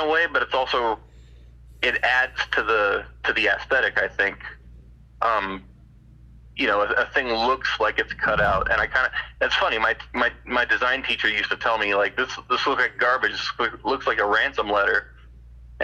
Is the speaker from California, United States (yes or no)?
yes; California, United States; now in Arizona, United States; I was born in California and lived there for many years, and every time I go back, I feel like I'm home